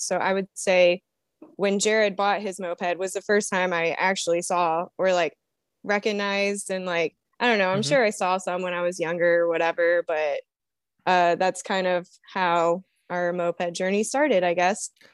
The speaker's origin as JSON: {"language": "English", "town": "Toledo", "region": "Ohio", "country": "United States", "said": "I am from Toledo, Ohio, and I am a co-captain"}